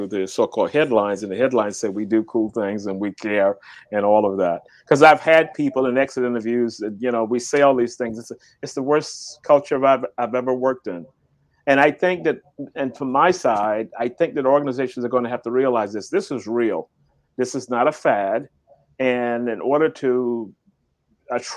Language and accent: English; the South, United States; I grew up in the South